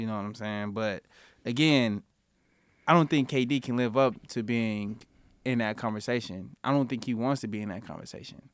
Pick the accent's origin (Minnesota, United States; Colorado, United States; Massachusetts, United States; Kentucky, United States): Colorado, United States; Denver; I grew up in Denver